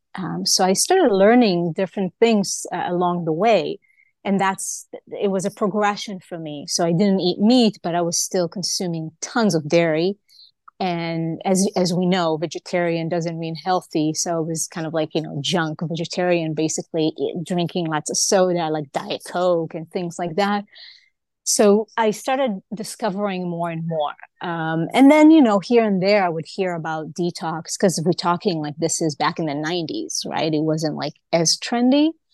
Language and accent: English; Israel; moved away; also born or lived in Hawaii; I was born in Israel